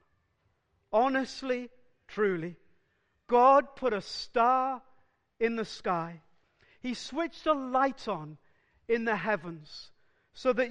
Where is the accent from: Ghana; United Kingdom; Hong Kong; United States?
United Kingdom; South Wales; I grew up in South Wales, and just north and west from Cardiff, there are numerous villages in the valleys.